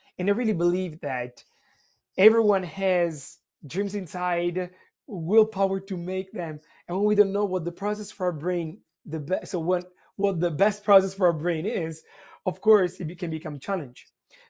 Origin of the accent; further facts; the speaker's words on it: Italy; English is a second language; now in United States; since you asked me where I'm from, so I'm from Italy.